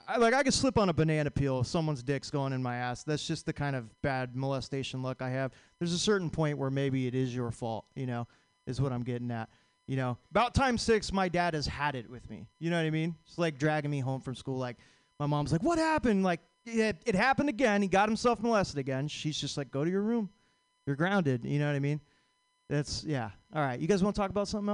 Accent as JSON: {"language": "English", "town": "Vacaville", "region": "California", "country": "United States", "said": "I'm from Vacaville"}